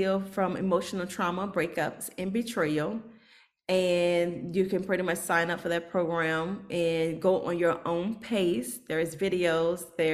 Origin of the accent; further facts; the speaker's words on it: Norfolk, Virginia, United States; I'm from Norfolk, so we have a really high military population